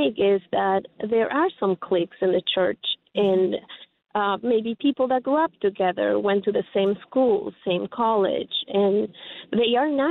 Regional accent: Ecuador; now in Homer Glen, United States; I come from Ecuador

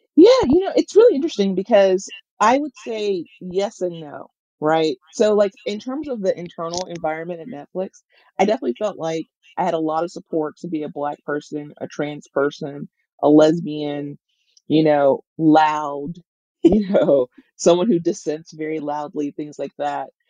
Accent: Mississippi, United States; moved away; I'm from Mississippi

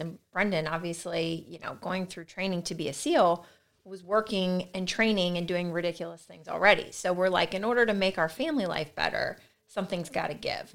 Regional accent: Delaware, United States; also born or lived in Salisbury, Maryland; I grew up in Delaware, um, was born at, in, in Salisbury, Maryland

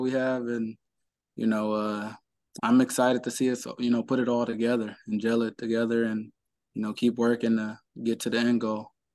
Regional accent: Cleveland, Ohio, United States; I'm from Cleveland, born and raised

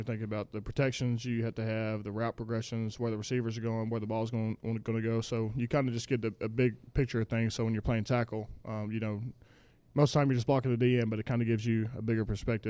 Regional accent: Texas, United States; I think I'm a hillbilly. You know, I'm from Texas, do country stuff.

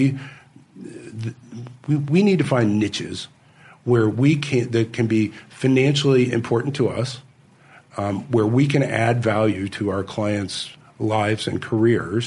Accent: Kansas, United States; I grew up in Kansas

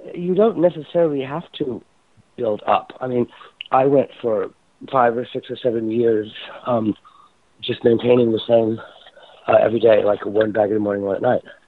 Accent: Indiana, United States; moved away; also born or lived in New York City; growing up in Indiana

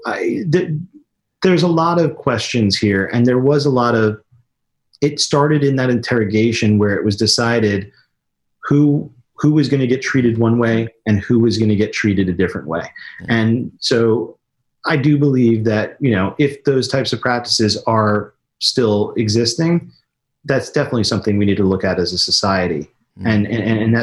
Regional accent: Raleigh, North Carolina, United States; moved away as an adult; also born or lived in New York; I grew up in Raleigh, North Carolina

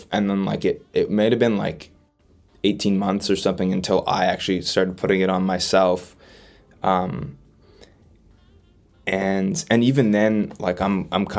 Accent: Winnipeg, Manitoba, Canada; growing up around Winnipeg

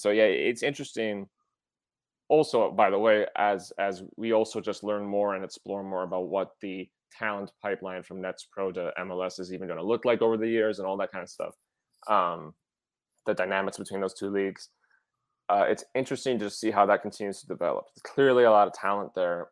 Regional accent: Wisconsin, United States; I'm, I'm from Wisconsin, not Minnesota

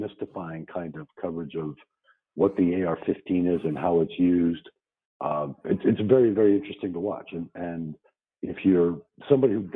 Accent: Miami, Florida, United States; I was born and raised in Miami

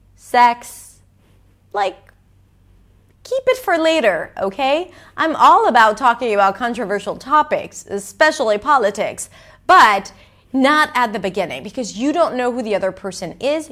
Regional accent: Israel; English is a second language; I'm Israeli, as you may or may not know. I'm not American

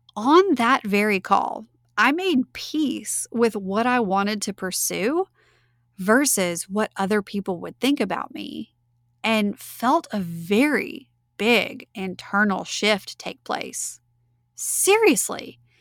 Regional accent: Winnfield, Louisiana, United States; moved away as an adult; also born or lived in Mandeville, Louisiana; my hometown of Winfield, Louisiana

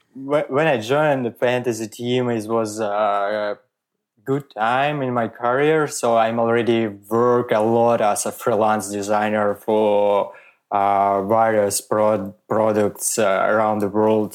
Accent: Moscow, Russia; English is a second language; moved away as an adult; also born or lived in Riga, Latvia / Germany; now in Switzerland; grew up in Moscow, and I my all my life I work uh, in uh, uh Russia

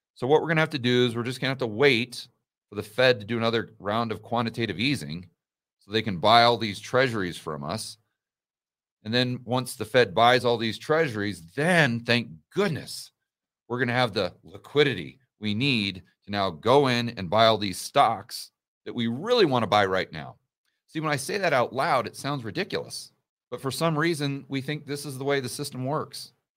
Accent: United States; I'm an American

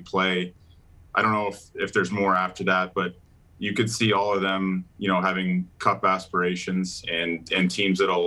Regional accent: Calgary, Alberta, Canada; growing up in Calgary

